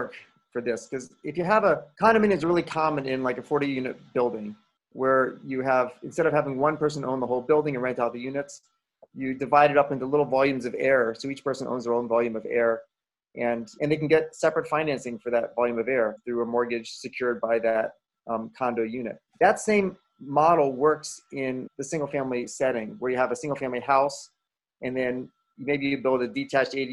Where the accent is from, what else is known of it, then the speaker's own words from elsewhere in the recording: Washington, District of Columbia, United States; now in Portland, United States; I grew up in Washington, D.C.